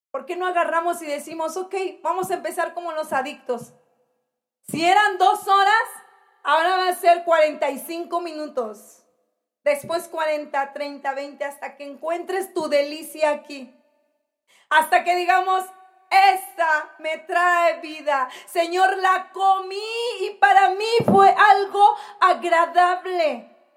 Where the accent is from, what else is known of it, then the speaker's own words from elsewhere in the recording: Mexico; como mexicanos